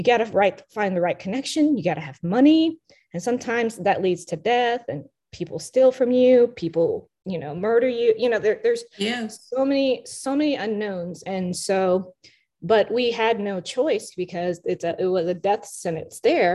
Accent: Nashville, Tennessee, United States; also born or lived in Vietnam; I grew up here in Nashville. So I came here when I was 4 or 5

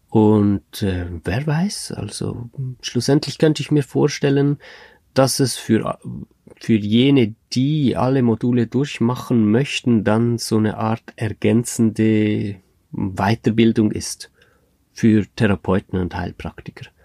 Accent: Switzerland; in der Schweiz, das ist in meiner Heimatregion

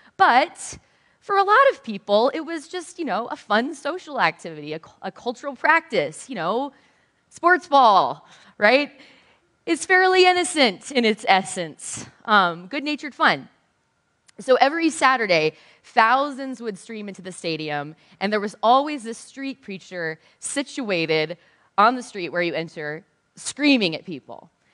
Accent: the South, United States; I'm from the South

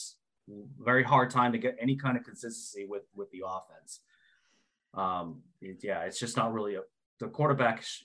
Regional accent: Rhode Island, United States; Rhode Island, my home state

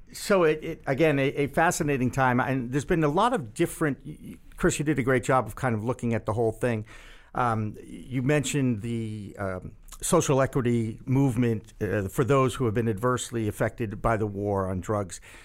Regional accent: Massachusetts, United States; Massachusetts, my home state

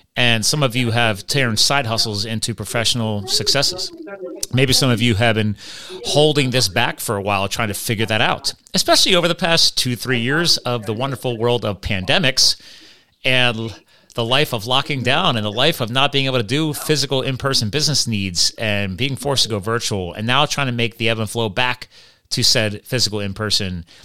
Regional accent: Pennsylvania, United States; also born or lived in Flemington, New Jersey; I was born in Jersey, grew up in Pennsylvania.

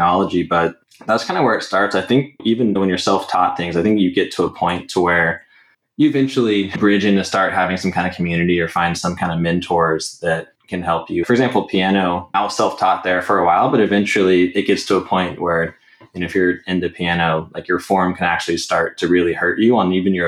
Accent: Katy, Texas, United States; I grew up in the Katy area

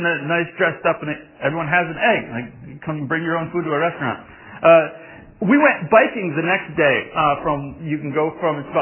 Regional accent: Massachusetts, United States; I grew up in Massachusetts

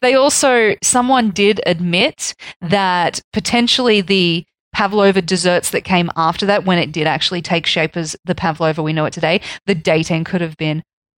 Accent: Australia; As an Australian, I will accept it.

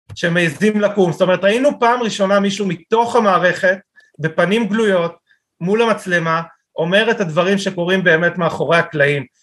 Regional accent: Israel

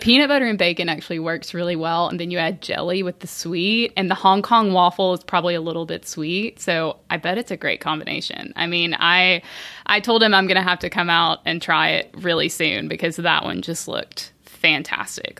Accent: Bentonville, Arkansas, United States; I'm from Bentonville, you know, Walmart

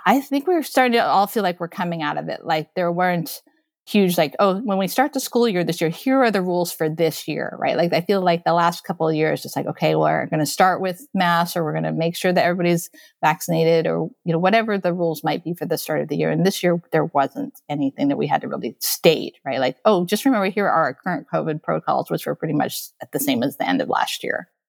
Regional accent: Okinawa, Japan; moved away as an adult; also born or lived in Taipei, Taiwan; now in United States; I was born in Taipei, Taiwan, and then I grew up in Okinawa, Japan, and then I immigrated into the United States when I was in college

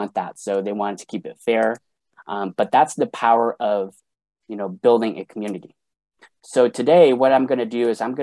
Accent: Sacramento, California, United States; I'm from Sacramento, California

